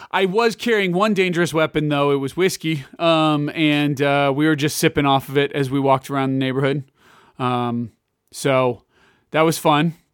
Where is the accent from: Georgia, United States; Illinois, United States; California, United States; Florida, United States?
Illinois, United States; Lake County; also born or lived in Kansas; now in Johnson County, Kansas, United States; in the northern suburbs of Illinois, I grew up in Lake County.